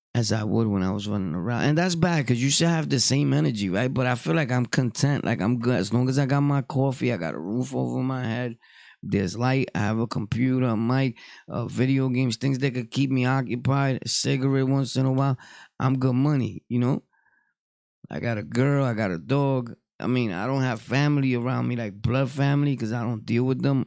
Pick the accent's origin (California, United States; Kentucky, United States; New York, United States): New York, United States; New York City; I'm from Brooklyn, born and raised